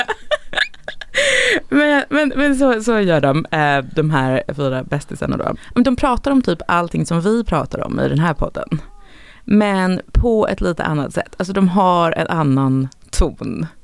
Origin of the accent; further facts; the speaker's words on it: Sweden; som svensk